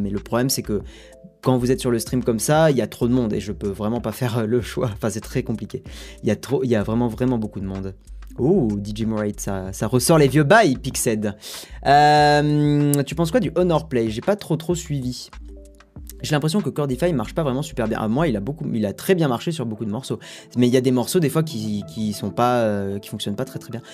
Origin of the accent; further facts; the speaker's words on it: Toulouse, Occitania, France; je suis toulousain